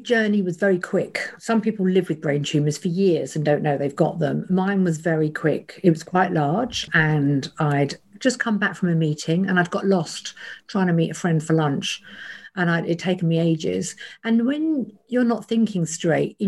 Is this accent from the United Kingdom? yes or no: yes; Kent, South East England, United Kingdom; I was brought up in Kent